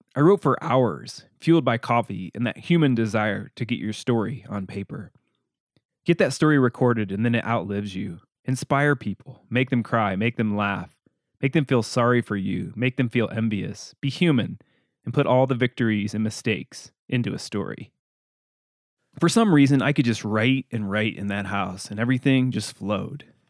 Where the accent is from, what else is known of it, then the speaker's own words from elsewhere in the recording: Illinois, United States; also born or lived in Gunnison, Colorado / Crested Butte, Colorado; now in Durango, United States; my hometown in Illinois